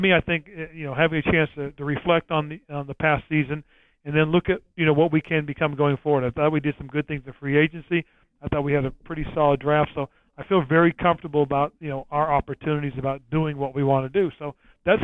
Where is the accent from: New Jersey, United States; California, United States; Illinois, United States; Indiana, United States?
California, United States; San Francisco Bay Area; moved away; it was in my hometown area